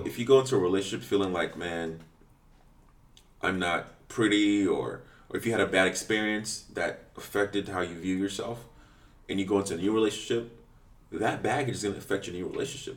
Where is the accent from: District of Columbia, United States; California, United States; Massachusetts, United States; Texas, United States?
District of Columbia, United States; Washington; When I was growing up in DC